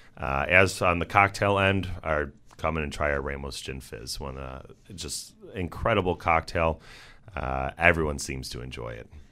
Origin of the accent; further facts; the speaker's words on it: Amherst, New York, United States; also born or lived in Buffalo; I am here from Buffalo. I went to Sweet Home High School, grew up in Amherst